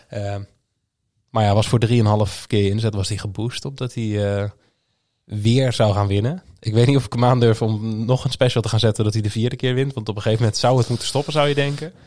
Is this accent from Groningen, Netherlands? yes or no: yes; Groningen, Netherlands; also born or lived in Schijndel, North Brabant; now in North Brabant, Netherlands; Ik kom oorspronkelijk uit Groningen. Ik woon tegenwoordig in, in het mooie Brabant